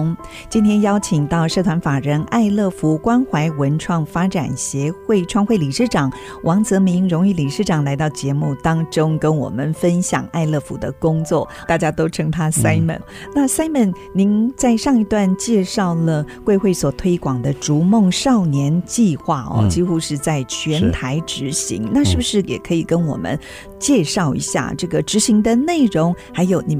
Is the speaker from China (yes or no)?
no; Nan'ao, Yilan County, Taiwan; 就在我们的故乡宜兰南澳